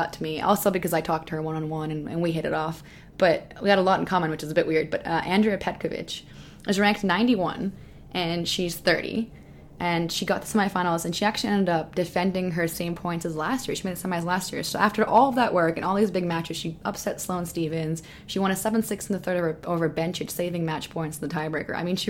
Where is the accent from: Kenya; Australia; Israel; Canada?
Canada; also born or lived in Florida, United States; she was also born in Serbia like me and then grew up in a different country. She grew up in Germany and I grew up in Canada and Florida.